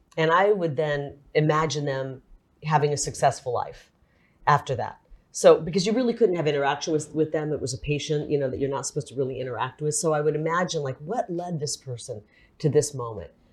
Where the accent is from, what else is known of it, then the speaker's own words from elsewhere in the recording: Iowa, United States; also born or lived in Illinois; now in Arizona, United States; I was raised in Iowa, I, I, right on the Mississippi River. So I was born in a hospital across the river in Illinois, but I pretty much grew up in Iowa